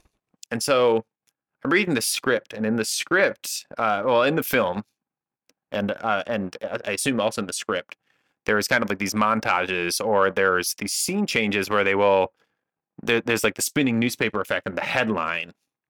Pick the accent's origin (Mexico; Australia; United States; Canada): Canada; So I'm a Canadian man.